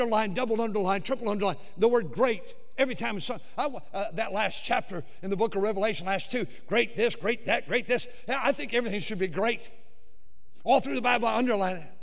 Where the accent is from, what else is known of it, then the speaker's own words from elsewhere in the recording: California, United States; moved away; I'm from California